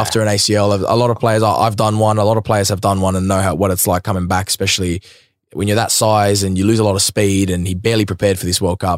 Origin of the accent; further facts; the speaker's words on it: Sydney, New South Wales, Australia; growing up in Sydney